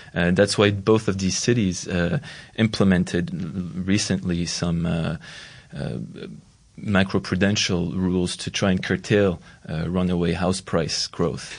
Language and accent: English; Montreal, Quebec, Canada; Montreal, for instance, my hometown